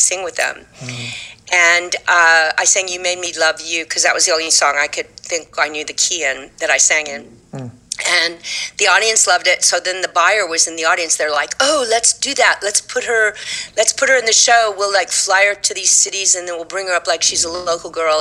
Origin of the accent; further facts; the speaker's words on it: Fort Worth, Texas, United States; accent: Texas; moved away as an adult; also born or lived in New York; Fort Worth, Texas.